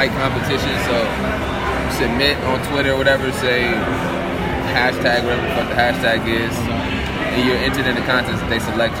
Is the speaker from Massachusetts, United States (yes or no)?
no; Minneapolis, Minnesota, United States; Here, Minneapolis. Southside, for sure.